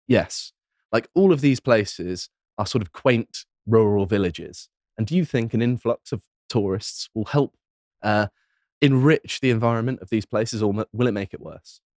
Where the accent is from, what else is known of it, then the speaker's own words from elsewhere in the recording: Devon, South West England, United Kingdom; moved away; I grew up in Devon, so I know it very well